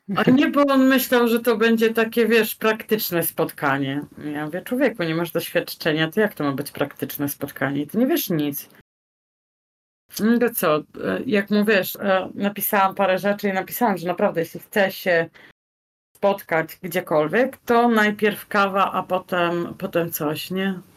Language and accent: Polish; Poland; now in Almada, Portugal; Z Polski